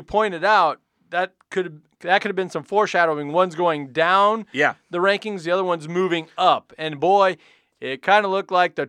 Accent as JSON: {"language": "English", "region": "Nebraska", "country": "United States", "said": "we're Husker fans, right? We're from Nebraska, right?"}